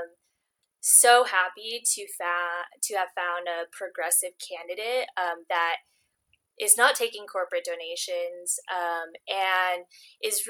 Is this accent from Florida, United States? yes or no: no; Long Beach, California, United States; I'm from Long Beach, California, and I come from a nonprofit background